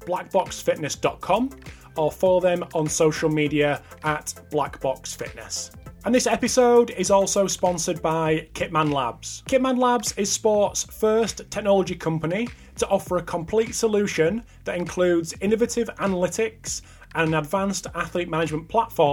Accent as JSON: {"language": "English", "country": "United Kingdom", "said": "as a Brit"}